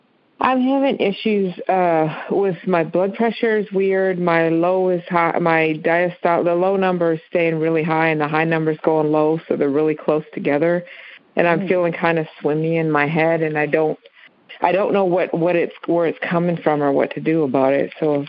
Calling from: Crossville, Tennessee, United States; I'm calling from Crossville, Tennessee.

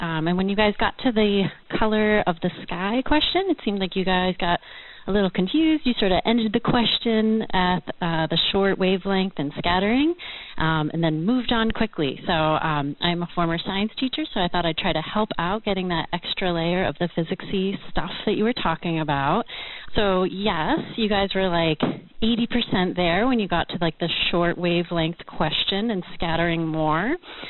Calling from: Westford, Massachusetts, United States; I'm calling from Westford, Massachusetts.

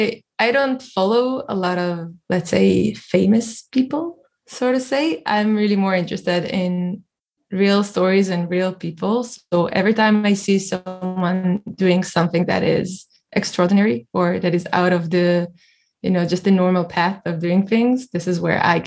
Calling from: Tel Aviv, Tel Aviv District, Israel; I'm calling from Tel Aviv today, Israel.

